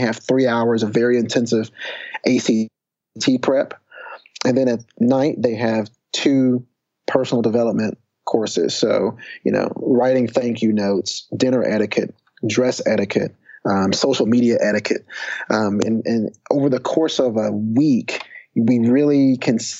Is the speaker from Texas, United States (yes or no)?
yes; Texas, United States; I'd also started an SAT prep course back in my hometown right after graduating from UT with my sister